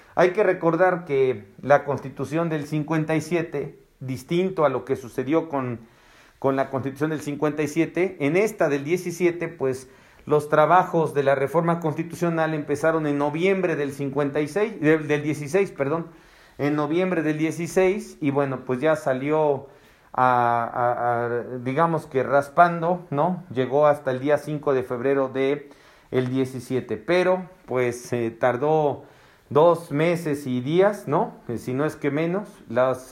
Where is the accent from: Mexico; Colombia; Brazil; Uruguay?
Mexico; also born or lived in Puebla; nuestra identidad como mexicanos